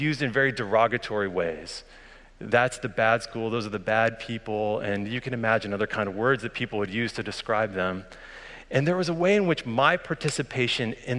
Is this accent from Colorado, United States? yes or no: yes; Boulder, Colorado, United States; I grew up in Colorado, just on the outskirts of Boulder, Colorado